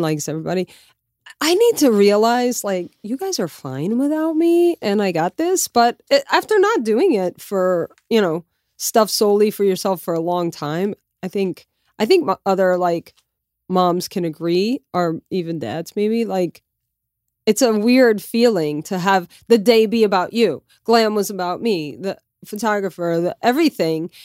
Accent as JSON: {"language": "English", "town": "Lafayette", "region": "Louisiana", "country": "United States", "tie": "born or raised there", "also_born_or_lived": "New York City", "moved": "as an adult", "said": "my hometown in Lafayette, Louisiana"}